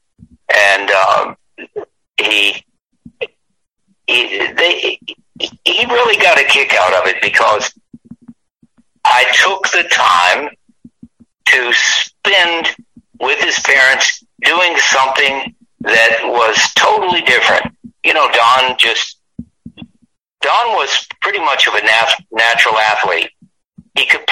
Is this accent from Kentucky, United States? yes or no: yes; Bowling Green, Kentucky, United States; moved away as an adult; also born or lived in Lebanon, Tennessee / Louisville, Kentucky; I grew up in Bowling Green, Kentucky, and Lebanon, Tennessee, with my other side of my life in Louisville, Kentucky